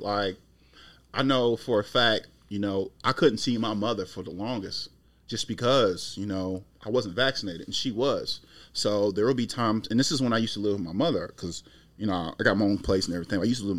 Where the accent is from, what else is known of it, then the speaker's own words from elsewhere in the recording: United States; as an American